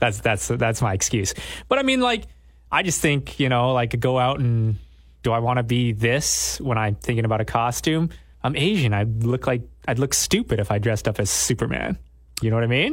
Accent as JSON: {"language": "English", "country": "Canada", "tie": "born or raised there", "also_born_or_lived": "southern Thailand", "said": "I was born in Thailand, raised in Canada. So for, like, ninety percent of my life, I was raised in Canada. That's why I do not sound Thai."}